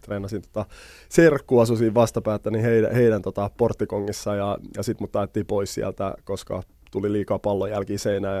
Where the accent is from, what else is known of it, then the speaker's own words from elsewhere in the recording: Helsinki, Uusimaa, Finland; also born or lived in Germany / Sweden; me muutettiin suoraan Punavuoreen